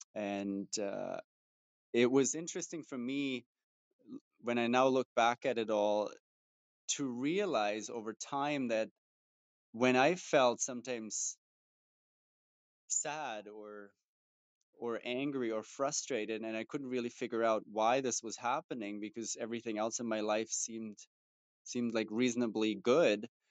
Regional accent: Germany; moved away; I grew up in Germany, and especially growing up in Germany as as a guy

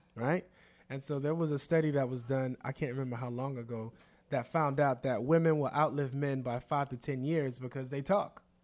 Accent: Opa-locka, Florida, United States; I was raised on Opelika in the late eighties and early nineties

